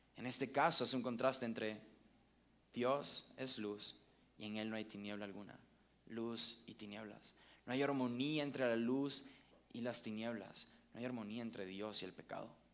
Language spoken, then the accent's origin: Spanish; Venezuela; now in Mexico; yo soy venezolano